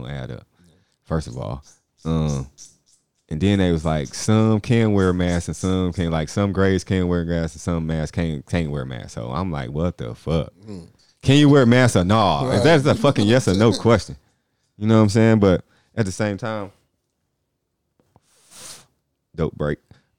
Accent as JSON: {"language": "English", "town": "Inglewood", "region": "California", "country": "United States", "said": "Hey, we're straight from Inglewood."}